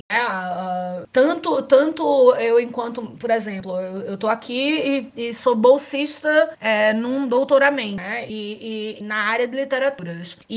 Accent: Brazil; até eu abrir a boca, por exemplo, ninguém sabe que eu sou brasileira.

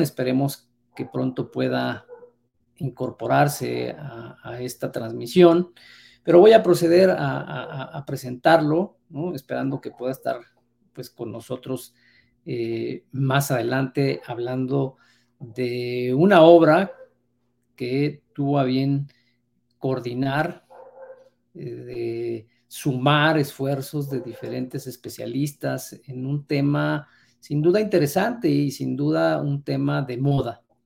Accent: Mexico

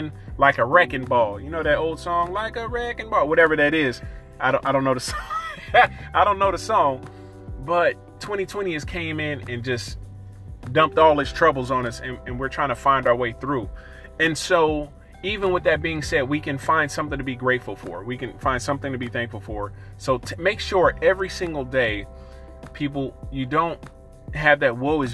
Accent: East Oakland, Sacramento, California, United States; the first part of my years, I grew up in Oakland as well, East Oakland. And then our family moved to other part of our family, we all moved to Sacramento

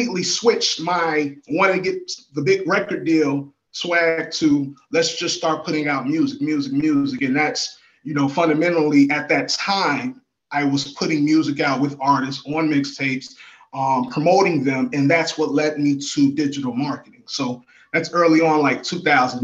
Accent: Chicago, Illinois, United States; also born or lived in Miami; now in Atlanta, United States; And I am from Chicago. I'm a Chicago native

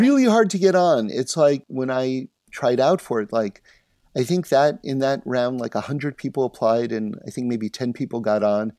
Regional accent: New York City, New York, United States; now in Los Angeles, United States; I grew up in New York City, uh, on seventy-ninth Street on Broadway

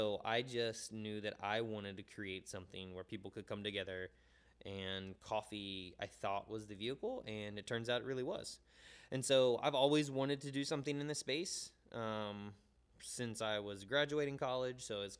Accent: Jacksonville, Florida, United States; Yeah, I'm a hometown kid. So I'm from Jacksonville.

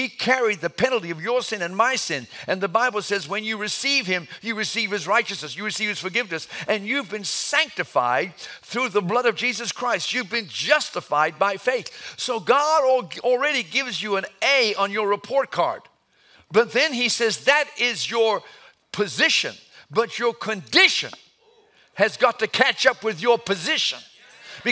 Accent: Atlanta, Georgia, United States; I was raised in Atlanta

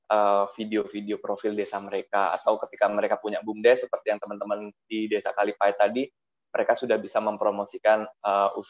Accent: Banyuwangi, East Java, Indonesia; yang ada di Banyuwangi yang ada di kampung saya

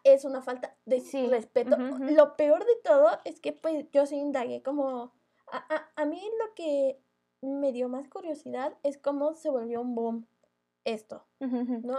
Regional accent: Mexico; los mexicanos hacemos eso.

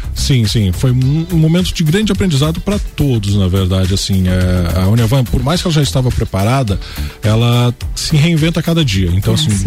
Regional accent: Lages, Santa Catarina, Brazil; eu conheço a cidade, eu sou lajeano raiz. então, assim, eu amo a minha terra

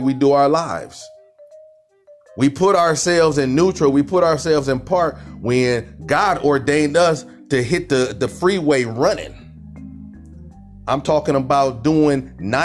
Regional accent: Cleveland, Ohio, United States; I'm from Cleveland, Ohio

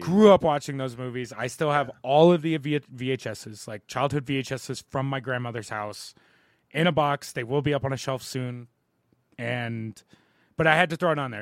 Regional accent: Ohio River Valley, Ohio Valley, United States; I'm from the Ohio River Valley

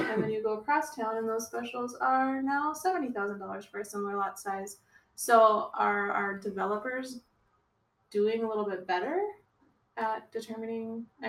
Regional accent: Texas, United States; I'm from Texas. Nobody do that.

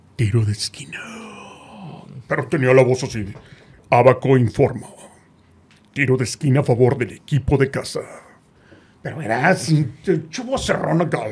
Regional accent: Monterrey, Nuevo León, Mexico; soy de Monterrey

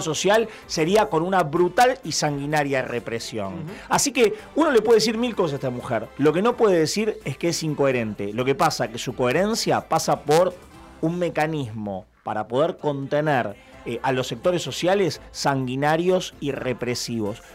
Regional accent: Buenos Aires, Argentina; yo soy porteño

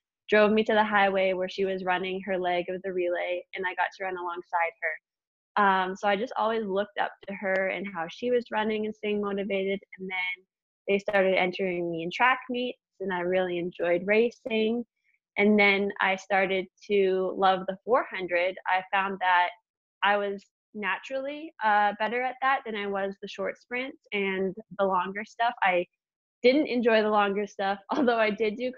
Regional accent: Medicine Hat, Alberta, Canada; I'm from Medicine Hat

